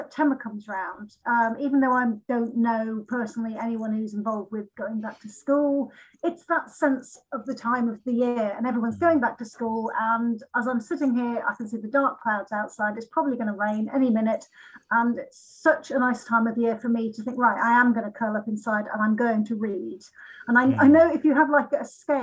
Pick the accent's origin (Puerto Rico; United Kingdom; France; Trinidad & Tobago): United Kingdom; Lincolnshire, East Midlands; I'm from Lincolnshire, but I'm not from the real Fenny part of it.